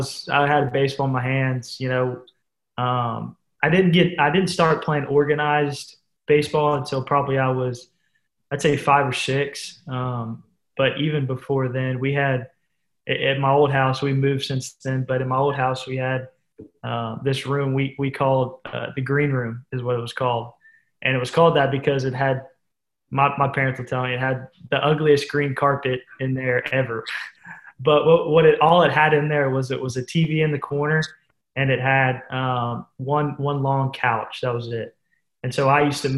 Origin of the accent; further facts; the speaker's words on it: Pensacola, Florida, United States; my hometown of Pensacola